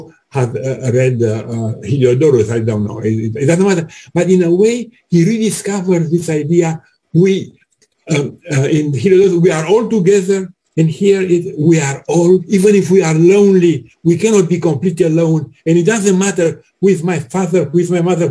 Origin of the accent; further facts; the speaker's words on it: Bucharest, Romania; moved away; I'm from Bucharest